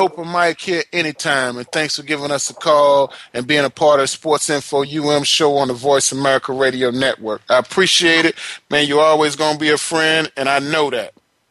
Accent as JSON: {"language": "English", "town": "Palatka", "region": "Florida", "country": "United States", "tie": "born or raised there", "said": "about 4 hours from where I grew up in Putnam County in Palatka, Florida."}